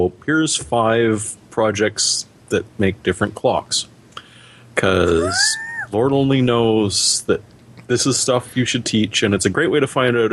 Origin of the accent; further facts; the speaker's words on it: Canada; I'm Canadian